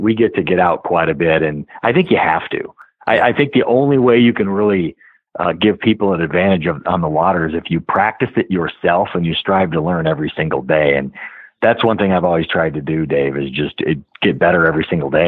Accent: Wisconsin, United States; I'm from Wisconsin

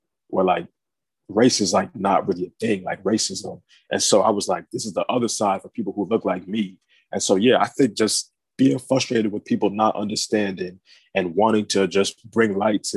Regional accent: Maryland, United States; now in South Florida, United States; I'm originally from Maryland, but I'm now based in South Florida

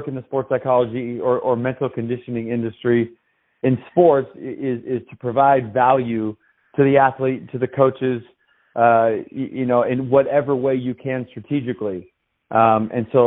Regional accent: Tacoma, Washington, United States; moved away as an adult; I was raised in Tacoma, Washington, lived my first 17 years.

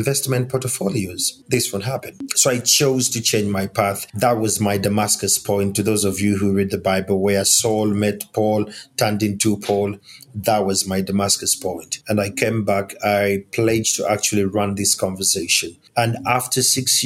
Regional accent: Uganda; I am African, and I'm coming from Uganda, that is in East Africa

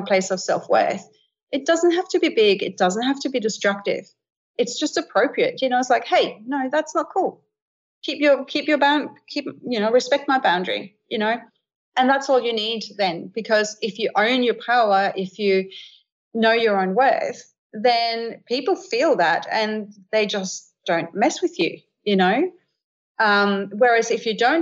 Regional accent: Denmark; moved away; I grew up in Scandinavia, in Denmark as a little girl

